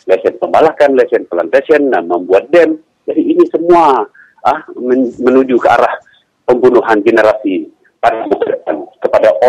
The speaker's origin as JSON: {"language": "Malay", "region": "Sarawak", "country": "Malaysia", "said": "jadi gerakan kita sebagai anak Sarawak harus bersepadu sekarang"}